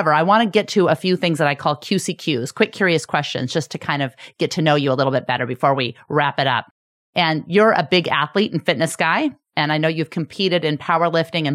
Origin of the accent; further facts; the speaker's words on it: United States; we're all Americans